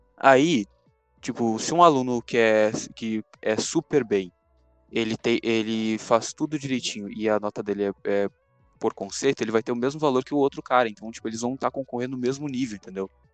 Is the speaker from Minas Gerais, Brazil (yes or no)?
no; Rio Grande do Sul, Brazil; accent: gaúcho; Eu sou gaúcho